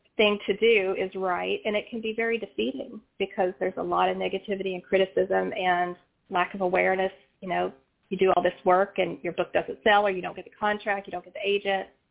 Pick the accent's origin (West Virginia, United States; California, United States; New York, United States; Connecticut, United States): West Virginia, United States; now in Virginia, United States; having been born and raised in West Virginia, in a rural mm-hmm. part of West Virginia